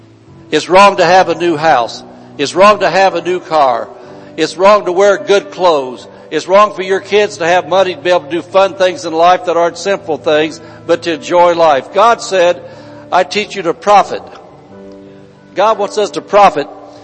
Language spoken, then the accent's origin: English; Indiana, United States; Back in Indiana, we came from Indiana